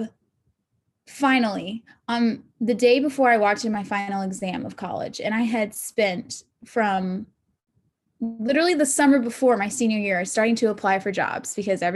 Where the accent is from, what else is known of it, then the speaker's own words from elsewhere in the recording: Augusta, Georgia, United States; also born or lived in Atlanta, Georgia; I am originally from Augusta, Georgia